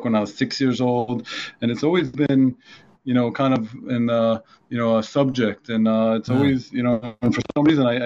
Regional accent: Washington, District of Columbia, United States; moved away as an adult; now in Israel; I grew up in Washington, D.C., and my dad's an academic at George Washington

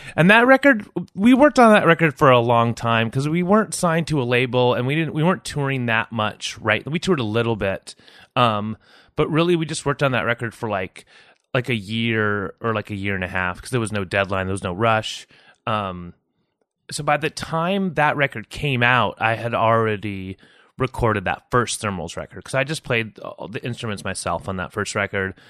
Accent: San Jose, California, United States; moved away as an adult; also born or lived in New York City / Mountain View; now in Portland, United States; I grew up in South Bay, like, uh, Campbell and Sunnyvale and San Jose.

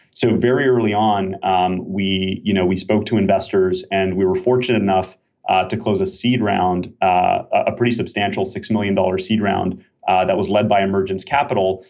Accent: Canada; also born or lived in Switzerland / Israel; now in Bay Area, United States; I'm Canadian originally

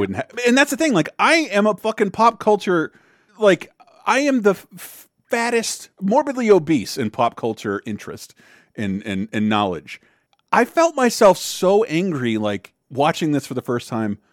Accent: the South, United States; being born and raised in the South

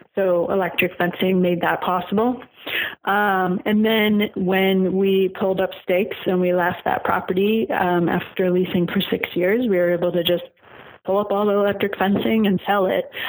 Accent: Oregon, United States; moved away as an adult; I grew up in Oregon, so it wasn't a hard decision for us to come back to Oregon.

